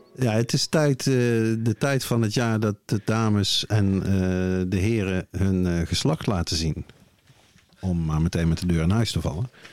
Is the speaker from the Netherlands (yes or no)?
yes; Netherlands; We zijn toch Nederlanders